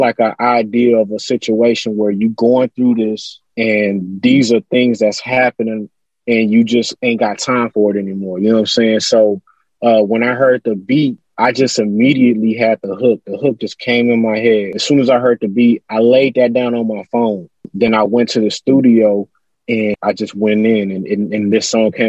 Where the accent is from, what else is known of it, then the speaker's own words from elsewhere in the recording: Houston, Texas, United States; I'm from Houston, so I grew up on, I'm always shout out the whole H-Town